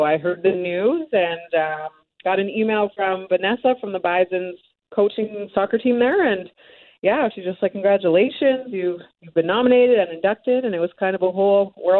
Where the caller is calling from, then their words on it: Salt Lake City, Utah, United States; I am joining you from Salt Lake City, Utah, where my professional team is at.